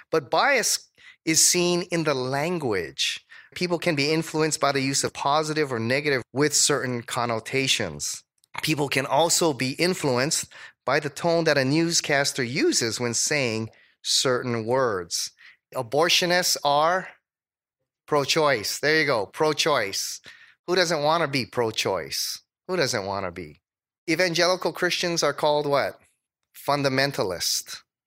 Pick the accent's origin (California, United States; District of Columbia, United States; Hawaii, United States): Hawaii, United States; also born or lived in Dallas; I was from Hawaii